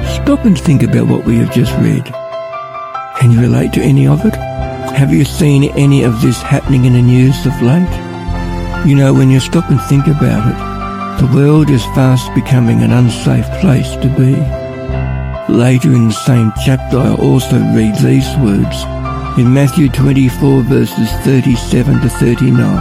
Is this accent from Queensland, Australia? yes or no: no; Ballarat, Victoria, Australia; I'm from Ballarat.